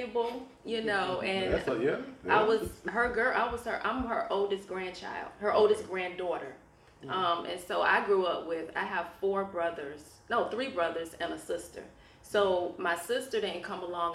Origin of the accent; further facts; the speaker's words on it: Norfolk, Virginia, United States; I grew up in Norfolk, Northview area, raised by a single mother